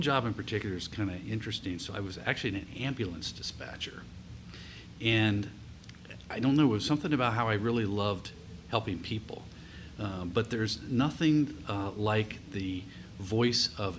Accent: rural community in southeast Ohio, United States; also born or lived in Columbus, Ohio; I was actually raised in a rural community in southeast Ohio

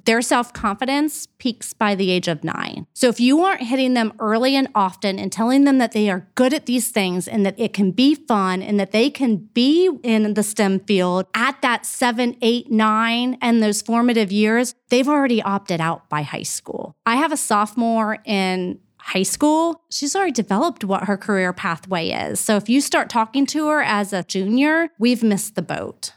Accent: Columbus, Ohio, United States; I grew up in Clintonville, right across from Studio thirty-five

